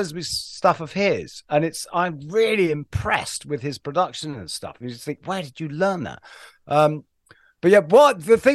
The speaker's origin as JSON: {"language": "English", "region": "London", "country": "United Kingdom", "tie": "born or raised there", "moved": "yes", "said": "I was born and raised in Waterloo."}